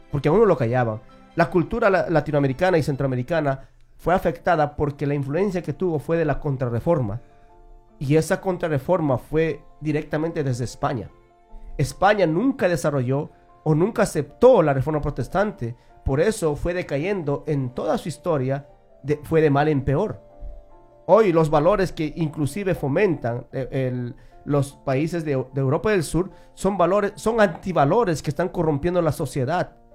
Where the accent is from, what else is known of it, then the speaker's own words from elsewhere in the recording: Peru; Yo soy de Perú y yo puedo decir que, que Estados Unidos con Perú no se comparan para nada.